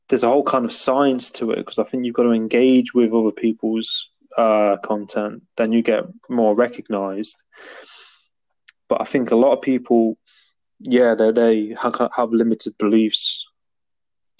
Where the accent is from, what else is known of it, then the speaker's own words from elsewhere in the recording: Nottingham, East Midlands, United Kingdom; now in Cornwall, United Kingdom; I'm from Nottingham originally, like Robin Hood. But I'm living in Cornwall